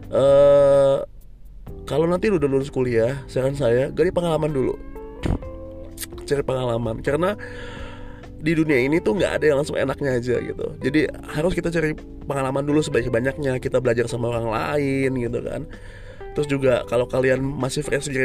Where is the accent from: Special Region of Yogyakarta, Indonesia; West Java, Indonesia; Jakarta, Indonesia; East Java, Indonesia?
Jakarta, Indonesia; born there; saya lahir di Jakarta, tepatnya 37 tahun yang lalu ya.